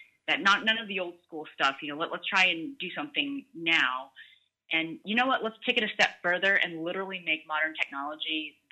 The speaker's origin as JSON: {"language": "English", "country": "United States", "said": "growing up, and being transparent, being Asian American, there was a point where there were less opportunities in front of the camera"}